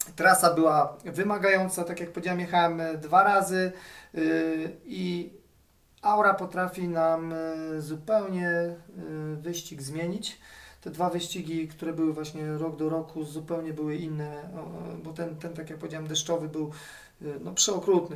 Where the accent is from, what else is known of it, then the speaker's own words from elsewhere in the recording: Gdańsk, Pomeranian Voivodeship, Poland; jestem z Trójmiasta, z Gdańska dokładnie